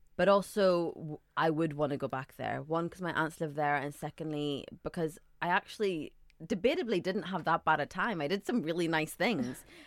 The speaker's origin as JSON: {"language": "English", "region": "Northern Ireland", "country": "United Kingdom", "tie": "born or raised there", "also_born_or_lived": "Saudi Arabia / Scotland", "moved": "yes", "lives_now": "London, United Kingdom", "said": "I grew up in Northern Ireland, but I was born in Saudi Arabia to Sudanese parents."}